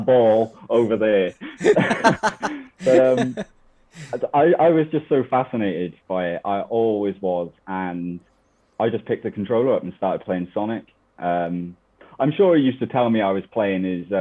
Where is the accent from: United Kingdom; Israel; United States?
United Kingdom; Newport, Wales; my hometown is Newport County